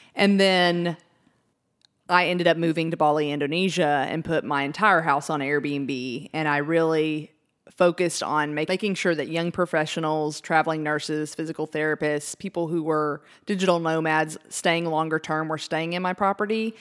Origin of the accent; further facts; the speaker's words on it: Wichita Falls, Texas, United States; our hometown